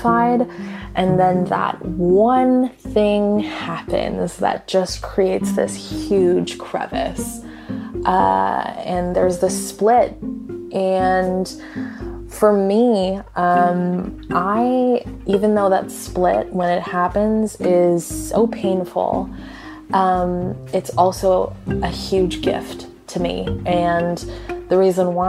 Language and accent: English; Toronto, Ontario, Canada; I am a 22-year-old listener from Toronto, Ontario. I am an Indian woman born and raised in Canada